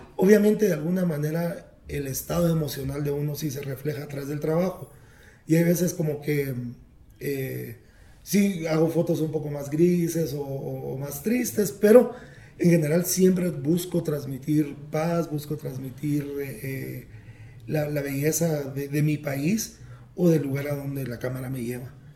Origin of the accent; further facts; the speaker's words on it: Quetzaltenango, Guatemala; naciendo en una, una ciudad ahora eh, en el altiplano guatemalteco con un 85% de, de, población indígena